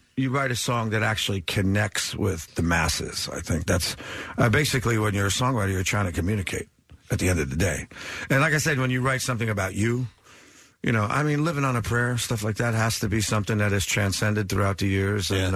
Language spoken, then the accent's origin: English; New Jersey, United States; our blue collar, you know, growing up in New Jersey